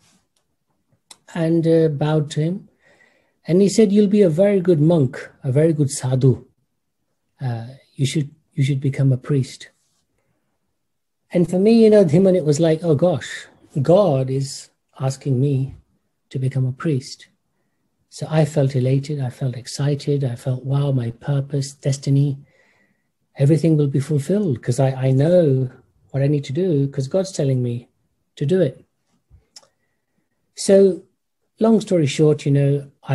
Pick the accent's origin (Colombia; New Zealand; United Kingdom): United Kingdom; growing up in the United Kingdom, my family, I can say, was classical Orthodox Hindu